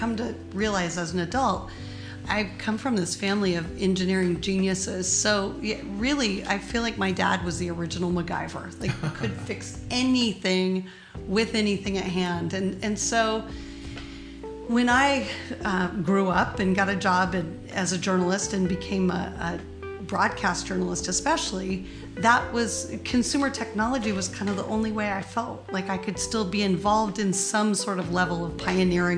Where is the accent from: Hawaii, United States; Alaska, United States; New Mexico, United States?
Alaska, United States; Kenai; now in Oakland, United States; I grew up in a tiny little town called Kenai, K-E-N-A-I, Kenai, Alaska.